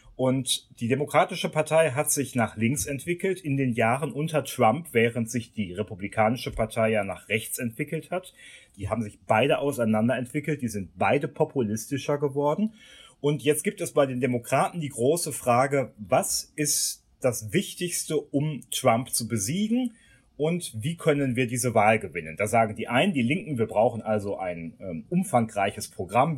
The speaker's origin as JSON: {"language": "German", "country": "Germany", "said": "bei uns in Deutschland"}